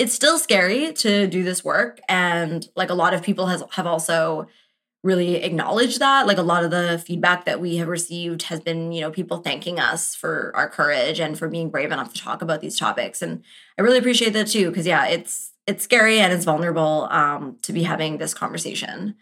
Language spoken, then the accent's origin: English; Canada; we're Canadian